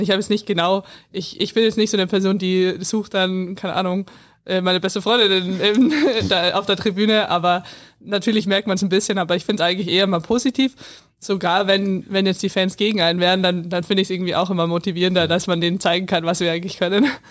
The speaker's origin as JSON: {"language": "German", "area": "near Landshut", "region": "Bavaria", "country": "Germany", "tie": "born or raised there"}